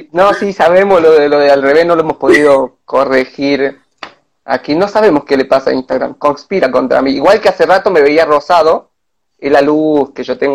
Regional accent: San Pedro de Jujuy, Jujuy, Argentina; De San Pedro de Jujuy, de San Pedro

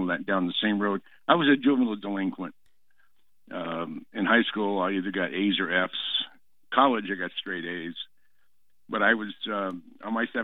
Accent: Mountain View, California, United States; moved away; also born or lived in San Jose; I grew up in the Bay Area. I'm from the Mountain View, Los Altos area

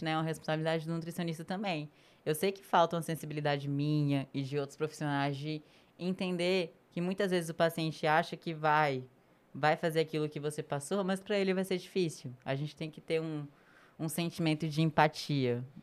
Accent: Northeast Region, Brazil; E eu sou nordestina.

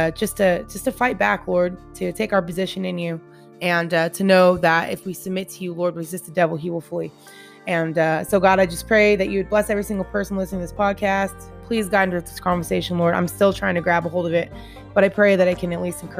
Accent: Washington, United States; moved away as an adult; now in Tennessee, United States; I just moved 2,300 miles away from my home state, Washington, all the way to Tennessee.

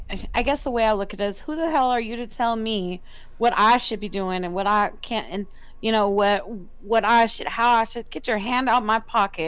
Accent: the South, United States; I'm a female. I'm a minority, and I'm from the South.

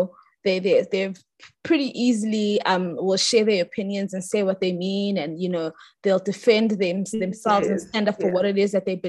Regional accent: South Africa; as Black South Africans

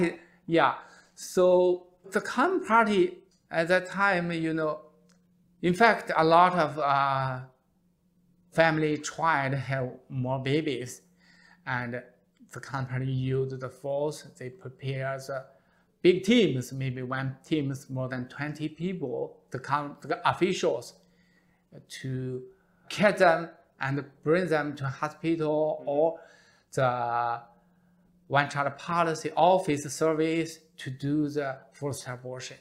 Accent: China; born or raised there; English is a second language; moved away

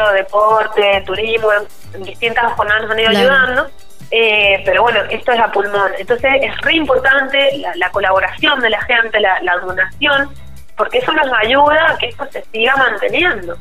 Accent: San Juan, Argentina; porque soy sanjuanina

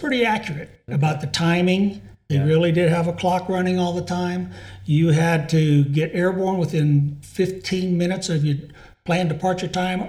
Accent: Modesto, California, United States; moved away as an adult; also born or lived in Texas / England / Sacramento, California / Illinois; now in Longmont, United States; I grew up in Modesto, California, 75 miles south of Sacramento. In the city, the house I grew up in was built in 1946. We moved in 1957

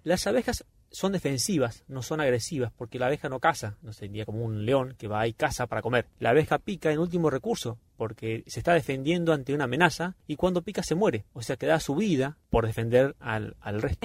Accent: Argentina; somos del Golfo San Jorge

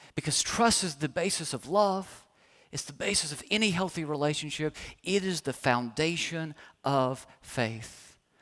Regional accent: Kentucky, United States; moved away as an adult; now in Oklahoma, United States; leaving home, leaving my home state, was born and raised

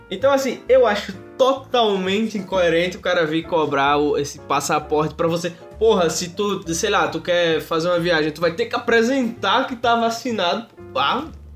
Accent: Brazil; Aqui no Brasil, como a gente é brasileiro

